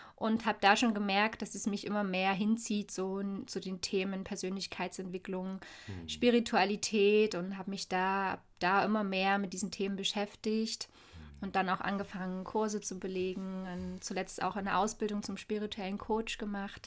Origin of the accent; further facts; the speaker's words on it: Dresden, Saxony, Germany; lebe hier in Dresden, wo ich auch tatsächlich geboren wurde, ist meine Geburtsstadt